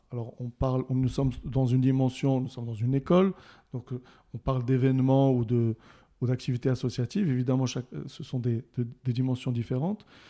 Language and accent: French; Casablanca, Casablanca-Settat, Morocco; also born or lived in Rabat; j'ai passé mon enfance plutôt à Casablanca.